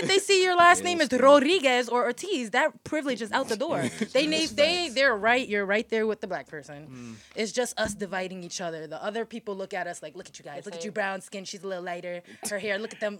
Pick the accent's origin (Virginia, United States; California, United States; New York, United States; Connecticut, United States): Connecticut, United States; Hartford; Born and raised in Hartford, yeah.